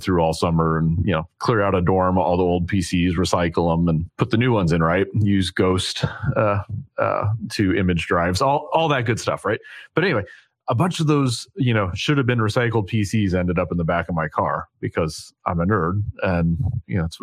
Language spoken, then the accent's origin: English; Vancouver, Washington, United States; born or raised there